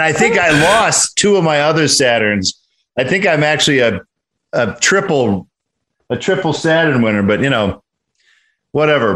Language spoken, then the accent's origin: English; Detroit, Michigan, United States; also born or lived in Oregon; now in Los Angeles, United States; I'm from Detroit